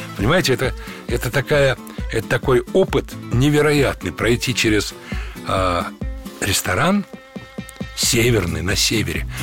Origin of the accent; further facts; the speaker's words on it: Moscow, Russia; moved away as an adult; also born or lived in Magadan / United States; Я вообще люблю Москву. Я же здесь родился не так давно